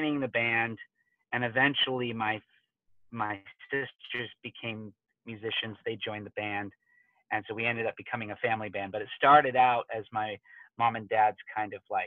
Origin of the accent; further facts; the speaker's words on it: Tacoma, Washington, United States; I grew up in Tacoma.